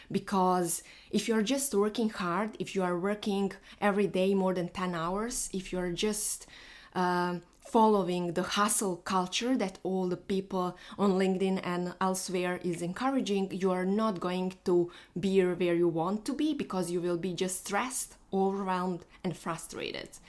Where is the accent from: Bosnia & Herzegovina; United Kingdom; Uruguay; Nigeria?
Bosnia & Herzegovina; moved away; I'm flying to my home because I am from Bosnia